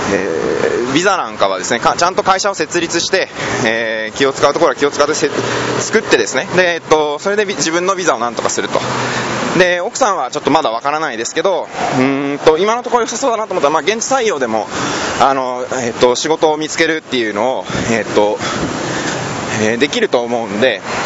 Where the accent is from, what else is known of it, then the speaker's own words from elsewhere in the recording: Japan; 日本人の僕みたいなフリーランスの人